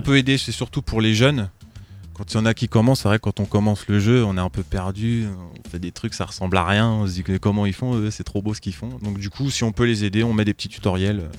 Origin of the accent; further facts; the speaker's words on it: Troyes, Grand Est, France; je suis né à Troyes